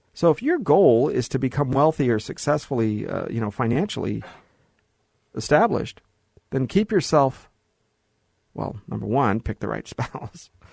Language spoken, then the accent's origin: English; Los Angeles, California, United States; also born or lived in Hollywood, California; I was born in Hollywood, right? Grew up in the Valley